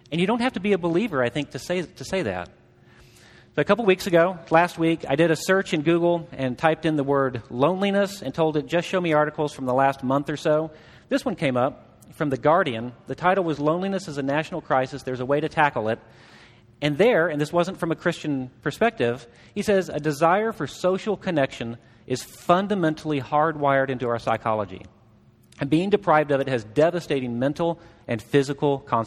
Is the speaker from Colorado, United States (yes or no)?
no; Southeast Missouri, United States; I grew up in Southeast Missouri.